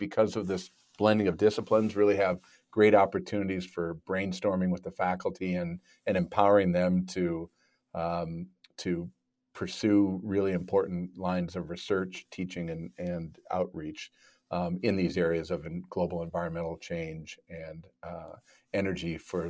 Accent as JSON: {"language": "English", "region": "Minnesota", "country": "United States", "tie": "born or raised there", "said": "I grew up in Minnesota. If you look at the globe, it's probably Minnesota is about as far as you can get from the ocean."}